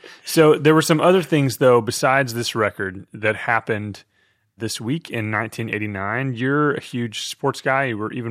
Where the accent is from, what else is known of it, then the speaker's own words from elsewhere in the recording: Fort Worth, Texas, United States; So some context, we grew up in Fort Worth, which is a neighbor to Dallas.